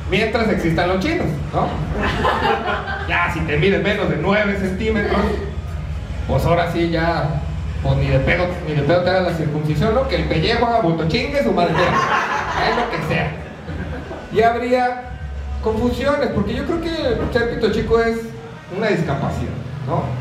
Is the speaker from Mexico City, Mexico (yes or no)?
no; Guadalajara, Jalisco, Mexico; yo como soy de Guadalajara diría, es bien mucho.